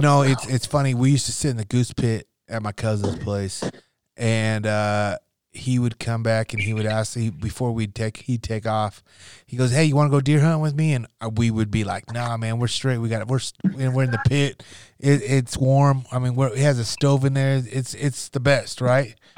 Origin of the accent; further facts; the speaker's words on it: Nebraska, United States; growing up in Nebraska